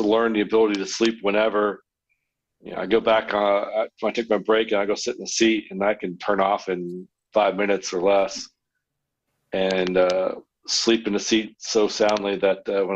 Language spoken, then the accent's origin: English; United States; moved away; I grew up around the Washington area